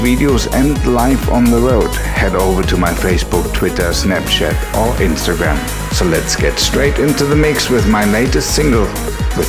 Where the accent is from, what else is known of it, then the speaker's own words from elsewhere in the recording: Berlin, Germany; coming to you direct from my hometown of Berlin